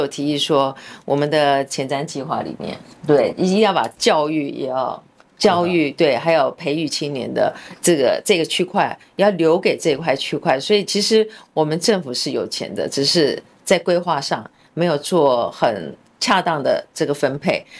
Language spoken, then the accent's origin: Chinese; Kaohsiung, Taiwan; moved away as an adult; also born or lived in United States; 我本身就是高雄人，然后我是从海外，我从美国回来的